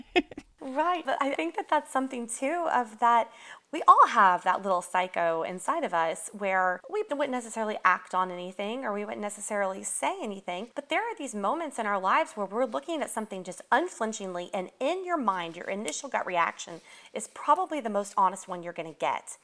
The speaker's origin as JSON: {"language": "English", "town": "Atlanta", "region": "Georgia", "country": "United States", "tie": "born or raised there", "said": "I grew up here. So even though I'm from Atlanta"}